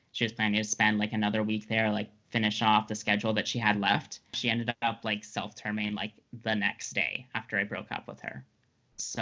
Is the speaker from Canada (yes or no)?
yes; Ottawa, Ontario, Canada; I grew up in Ottawa